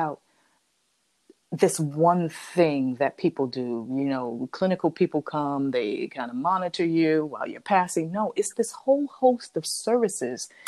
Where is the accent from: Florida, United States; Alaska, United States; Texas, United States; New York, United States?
New York, United States; New York City; growing up and living in Harlem